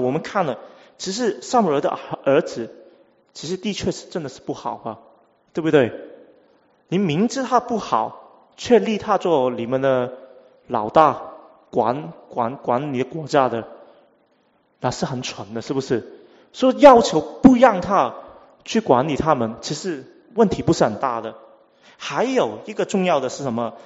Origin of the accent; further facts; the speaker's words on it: Hong Kong; first language Cantonese; Chinese is a second language; 我香港来啊，所以啊，呃，广东话是我母语，第二是英文